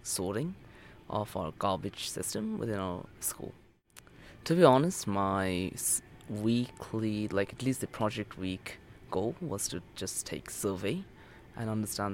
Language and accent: English; Bangladesh; now in Japan; I'm from Bangladesh